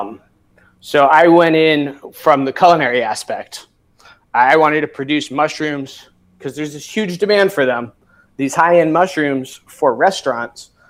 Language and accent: English; Severn River, Chesapeake Bay area, Maryland, United States; I grew up on the Severn River